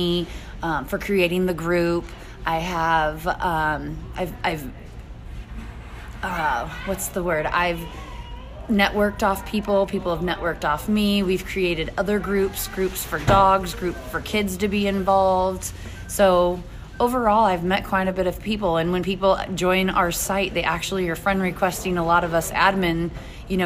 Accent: Alta Loma, California, United States; moved away as an adult; also born or lived in Tehachapi, California; now in Fort Mohave, United States; I'm originally from Altaloma, California

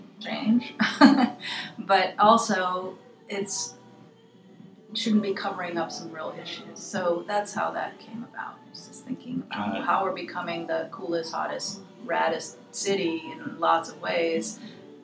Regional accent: Los Angeles, California, United States; I grew up

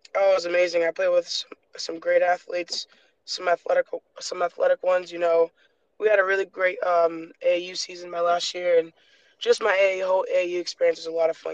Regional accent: Rhode Island, United States; born or raised there; moved away as an adult; also born or lived in Michigan

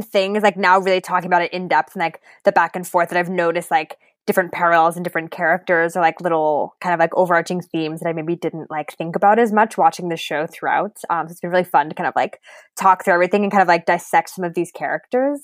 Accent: Connecticut, United States; my hometown in Connecticut was only three thousand people

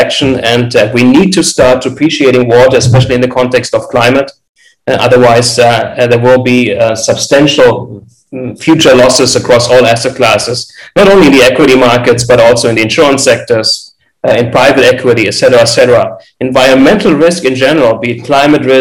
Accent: Frankfurt, Hesse, Germany; now in Los Angeles, United States; I'm originally from Frankfurt, Germany. I now reside in Los Angeles, California.

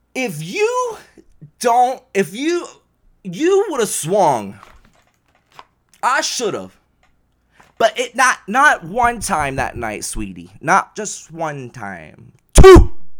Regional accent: the South, United States; growing up in the South

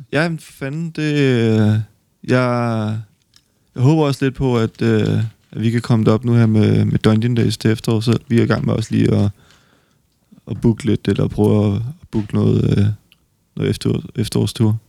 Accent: West Jutland, Denmark; jeg er oprindelig fra Kalamborg i Vestjylland

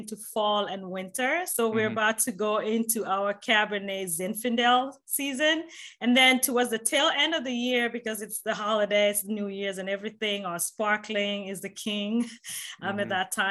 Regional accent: Nairobi, Kenya; moved away; I'm a Kenyan American by birth, born and raised in Nairobi, Kenya

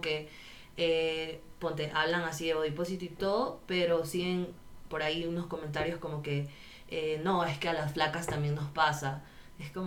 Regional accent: Guayaquil, Guayas, Ecuador; soy de Guayaquil

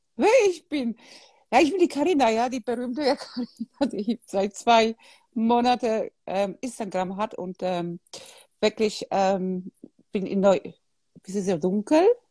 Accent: Poland; moved away; ich bin in Polen aufgewachsen, damals war Kommunismus

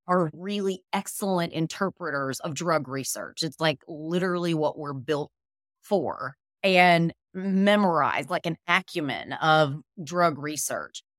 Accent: Birmingham, Alabama, United States; I am originally from Birmingham, Alabama

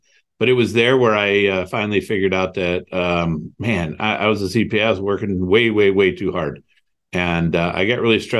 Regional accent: Toledo, Ohio, United States; also born or lived in Cleveland; So I grew up in Toledo, Ohio, moved to Cleveland.

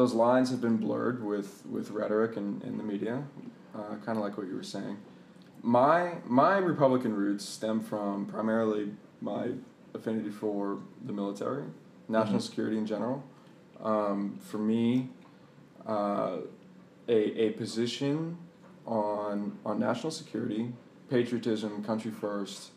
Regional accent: Boston, Massachusetts, United States; moved away as an adult; now in Bethesda, United States; I spent the majority of my life in Boston, very, very liberal area

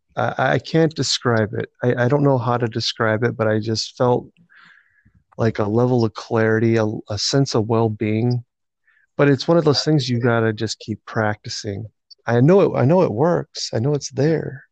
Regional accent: Rochester, United States; I've been living there my whole life

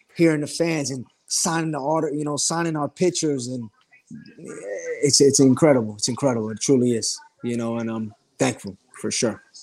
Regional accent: South Florida, United States; also born or lived in New York; South Florida is my, my home. You know, I was born in New York, but I lived in Florida my whole life

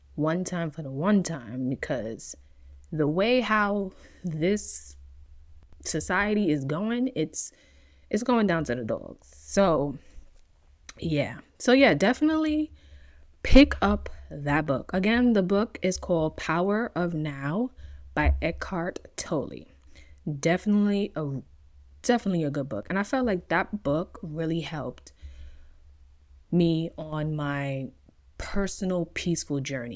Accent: New York, United States; now in California, United States; being born and raised in New York

